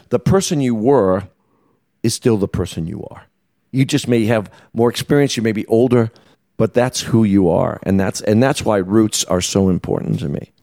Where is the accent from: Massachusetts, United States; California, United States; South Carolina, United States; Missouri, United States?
Massachusetts, United States; Boston; moved away as an adult; now in New York, United States; I grew up in Boston